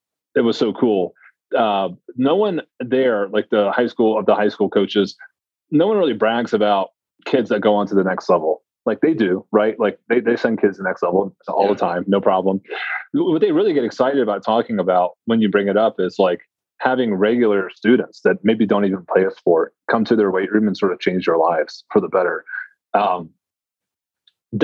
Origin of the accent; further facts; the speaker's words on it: Tennessee, United States; I'm from Tennessee